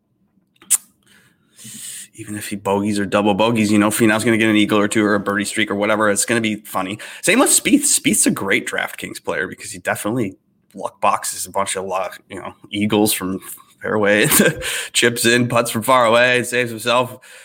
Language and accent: English; Minnesota, United States; I'm from Minnesota